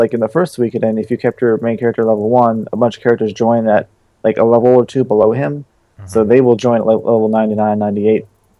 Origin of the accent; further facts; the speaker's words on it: New York, United States; Man, I'm from New York.